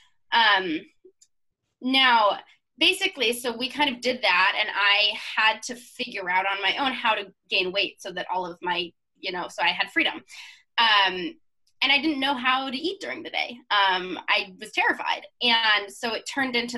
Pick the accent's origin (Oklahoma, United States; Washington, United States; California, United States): Washington, United States; Seattle; my family's from Idaho, but I grew up in Seattle